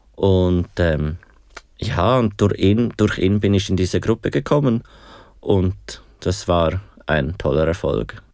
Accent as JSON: {"language": "German", "region": "Aargau", "country": "Switzerland", "said": "ich komme aus dem Aargau"}